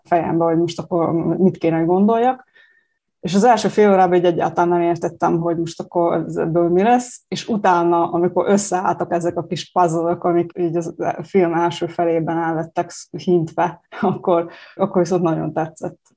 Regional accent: Subotica, Vojvodina, Serbia; also born or lived in Kula; Kúlai születésű, de igen, én szabadkainak tartom magam, és éltem itt ott egy pár évig, most újra, újra szabadkai.

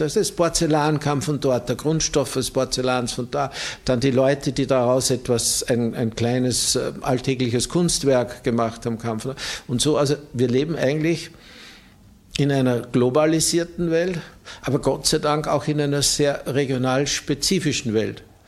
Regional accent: Austria; bei uns in Österreich

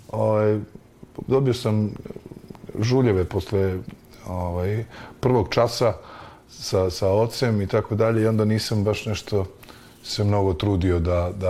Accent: Zaječar, Zaječar District, Serbia; moved away; u mom rodnom gradu, Zaječaru

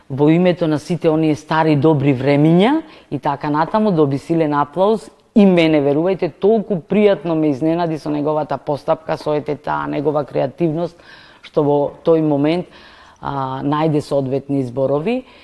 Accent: Prilep, Pelagonia, North Macedonia; born or raised there

